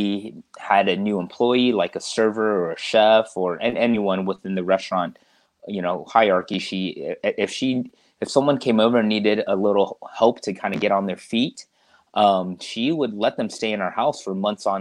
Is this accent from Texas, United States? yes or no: no; Stockbridge, Georgia, United States; also born or lived in Stone Mountain, Georgia; we moved from Stone Mountain to Stockbridge, Henry County